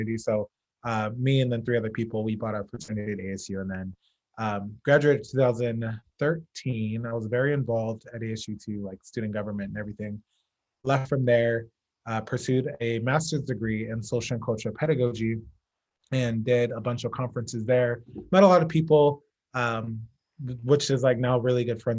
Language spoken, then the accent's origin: English; Phoenix, Arizona, United States; also born or lived in Los Angeles, California; I was born in Phoenix, Arizona. Went to all of my schooling here except for my doctoral program, which was at USC in LA. But all my high school, elementary school, middle school, kindergarten